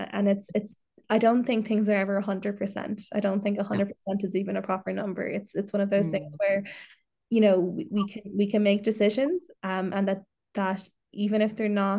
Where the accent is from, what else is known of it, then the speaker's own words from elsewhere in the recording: Ireland; And I think that is a real special part of being Irish or living in Ireland, is that we do take that part with us wherever we go. We take the pride, we take the gal shorts, we take the shy talk, we take the Irish.